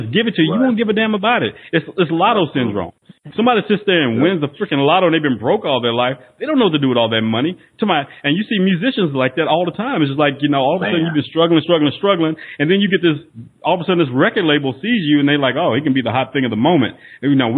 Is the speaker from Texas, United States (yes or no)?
yes; Northeast Texas, United States; I was raised in Northeast Texas